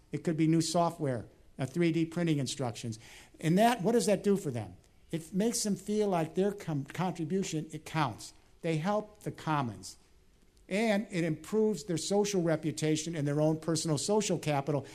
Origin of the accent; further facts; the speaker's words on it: Chicago, Illinois, United States; Chicago this week, my hometown